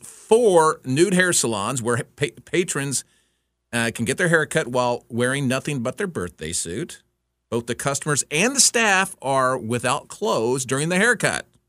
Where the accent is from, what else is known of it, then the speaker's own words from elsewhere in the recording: Houston, Texas, United States; I grew up in Houston